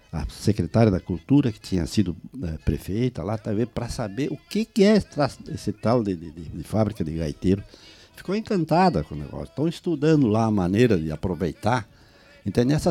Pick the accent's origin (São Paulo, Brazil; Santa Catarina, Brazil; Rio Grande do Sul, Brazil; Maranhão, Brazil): Rio Grande do Sul, Brazil; Flores da Cunha; also born or lived in Caxias do Sul; now in Porto Alegre, Brazil; Mas eu era um coloninho que vinha lá de Flores da Cunha, viu?